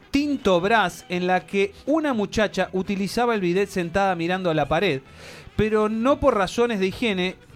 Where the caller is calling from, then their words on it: Virginia, United States; de Virginia y acá en los Estados Unidos no existe el bidet.